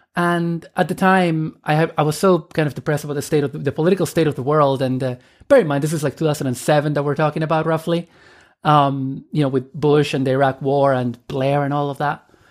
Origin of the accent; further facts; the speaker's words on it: Argentina; moved away as an adult; also born or lived in Dublin, Ireland; I am originally from Argentina. And I emigrated to Ireland when I was eighteen in, uh, two thousand and one.